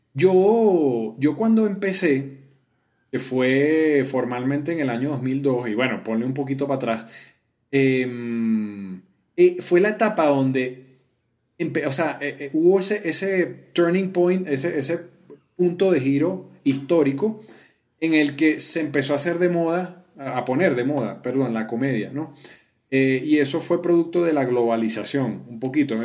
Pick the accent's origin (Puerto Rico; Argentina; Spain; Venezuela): Venezuela; moved away as an adult; now in Colombia